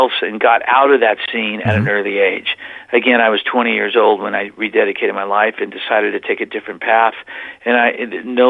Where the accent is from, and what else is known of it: Whittier, California, United States; born or raised there; moved away as an adult; also born or lived in Oklahoma; now in Plymouth, United States